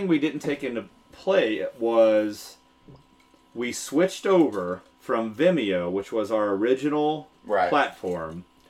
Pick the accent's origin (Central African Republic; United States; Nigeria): United States; Texas; moved away; And you know I'm a Texas fan, being from Texas.